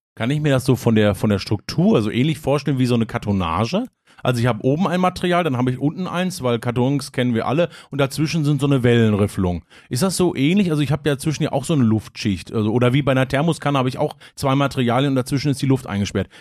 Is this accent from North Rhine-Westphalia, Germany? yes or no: yes; Hagen, North Rhine-Westphalia, Germany; ich komme ja aus, aus Hagen gebürtig